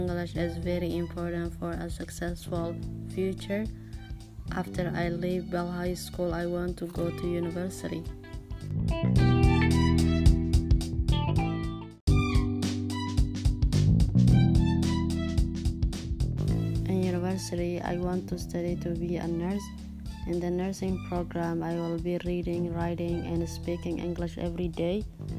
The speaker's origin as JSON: {"language": "English", "country": "Ethiopia", "first_language": "Somali", "second_language": "English", "moved": "yes", "lives_now": "Canada", "said": "I come from Ethiopia"}